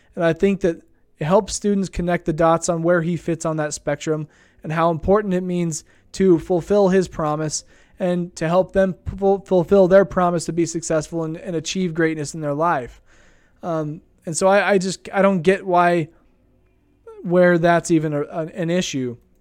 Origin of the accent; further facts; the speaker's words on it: Idaho Falls, Idaho, United States; I grew up here in Idaho Falls